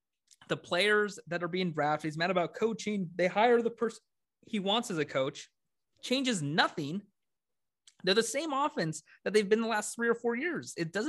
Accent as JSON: {"language": "English", "region": "Washington", "country": "United States", "said": "I'm from Washington"}